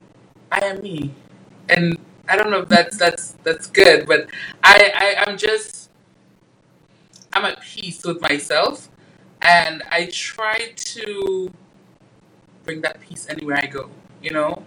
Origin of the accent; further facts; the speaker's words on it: U.S. Virgin Islands; moved away as an adult; also born or lived in Dominica; now in United States; So Dominica, is my hometown. I was born in Dominica. I was raised in St. Thomas.